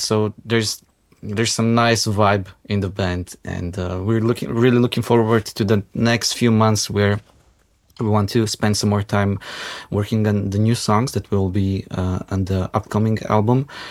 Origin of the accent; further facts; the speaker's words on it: North Macedonia; now in Ljubljana, Slovenia; I grew up in Macedonia